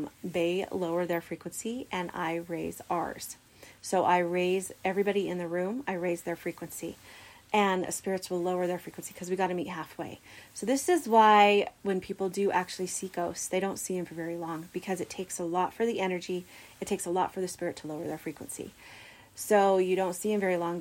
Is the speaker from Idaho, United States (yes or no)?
yes; Idaho Falls, Idaho, United States; also born or lived in Logan, Utah; I'm from Idaho Falls, Idaho. I've been living here for most of my life. I did live 12 years in Logan, Utah, but I've been here most of the time.